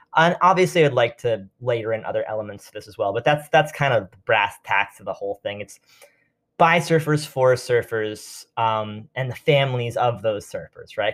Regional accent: New York City, New York, United States; I grew up in New York City

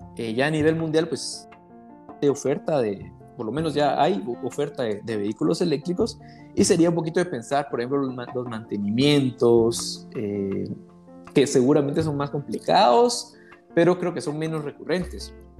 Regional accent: Guatemala; nosotros en Guatemala

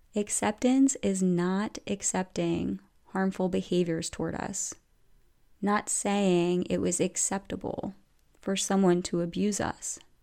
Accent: outside the Philadelphia area, Pennsylvania, United States; moved away; I grew up kind of outside the Philadelphia area

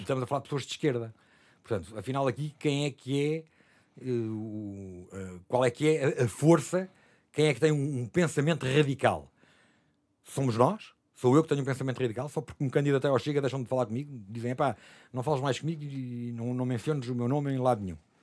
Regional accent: Lisbon, Portugal; Eu sou o único que nasci em Lisboa. Sou a única alfacinha.

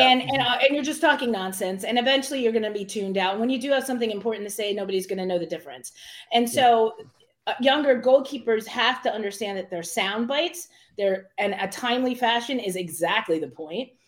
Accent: United States; I grew up in Mercer County

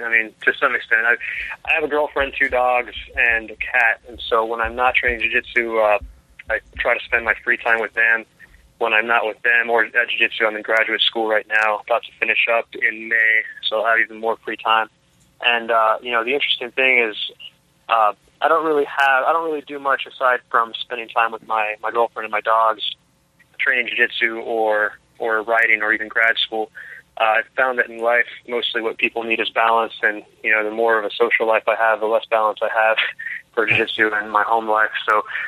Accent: Brownsville, Texas, United States; also born or lived in New York; now in Austin, United States; I am from Brownsville, Texas. Born and raised there. Moved to Austin when I was about 18.

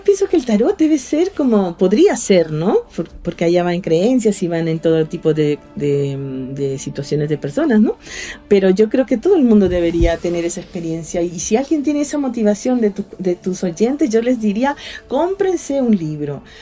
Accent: Callao, Peru; moved away; also born or lived in Lima; allá en Perú, soy de Lima, bueno, yo soy chalaca, del Callao

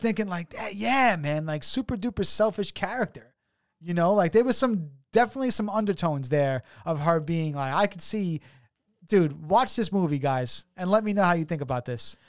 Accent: New York City, New York, United States; We come from New York City

